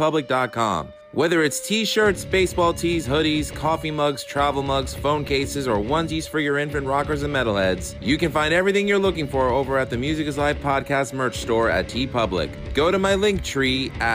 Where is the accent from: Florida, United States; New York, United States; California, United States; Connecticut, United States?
New York, United States; New York City; I'm a New York City guy.